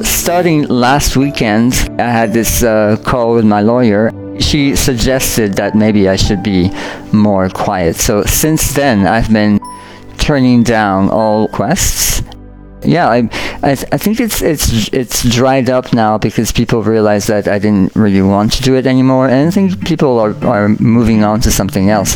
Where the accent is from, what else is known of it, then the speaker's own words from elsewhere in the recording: France; moved away; I grew up in France